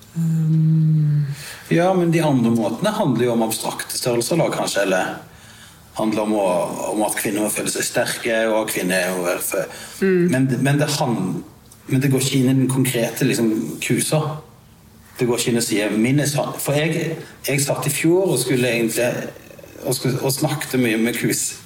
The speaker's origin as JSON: {"language": "Norwegian", "town": "Sandnes", "region": "Rogaland", "country": "Norway", "said": "jeg er jo fra Sandnes"}